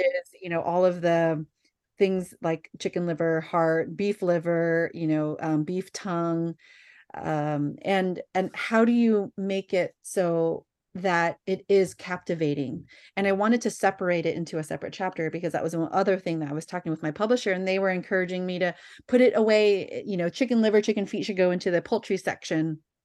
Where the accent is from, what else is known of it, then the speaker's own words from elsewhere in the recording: Bay Area, California, United States; born and raised in the Bay Area